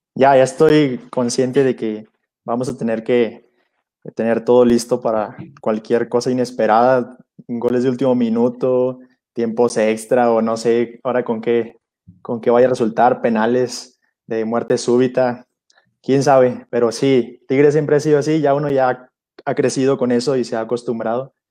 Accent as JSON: {"language": "Spanish", "town": "Monterrey", "region": "Nuevo León", "country": "Mexico", "moved": "as an adult", "lives_now": "Mexico City, Mexico", "said": "estoy en Ciudad de México por razones de mi formación eh, religiosa, pero pues sí, soy regio"}